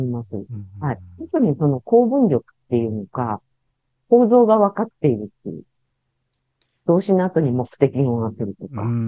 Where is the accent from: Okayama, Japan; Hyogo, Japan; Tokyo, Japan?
Tokyo, Japan; western; 私、東京の西の方の生まれ育ち